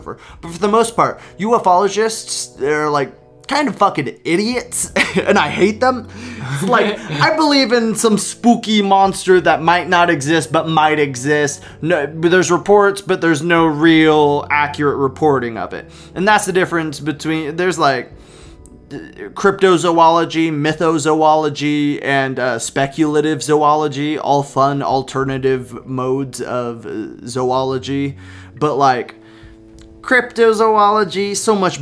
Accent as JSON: {"language": "English", "region": "West Coast", "country": "United States", "said": "we're from West Coast, and we lived, like, the fairgrounds of our town used to be an internment camp"}